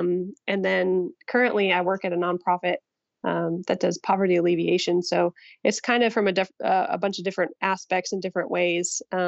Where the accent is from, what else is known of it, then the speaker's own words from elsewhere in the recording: upstate New York, United States; Yeah, I grew up in upstate New York. My mom is Italian, and so I grew up around my extended Italian family.